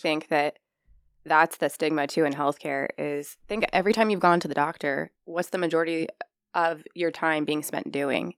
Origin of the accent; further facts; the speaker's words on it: Norwalk, Iowa, United States; also born or lived in Omaha area; now in Council Bluffs, United States; I'm from Norwalk, Iowa. I moved to the Omaha area a long time ago